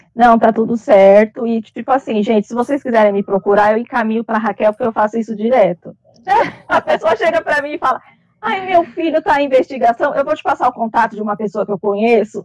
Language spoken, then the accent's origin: Portuguese; Brazil; eu sou brasileira